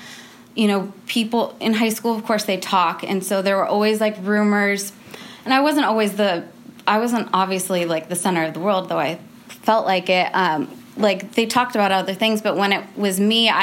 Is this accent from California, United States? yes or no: yes; California, United States; I grew up in California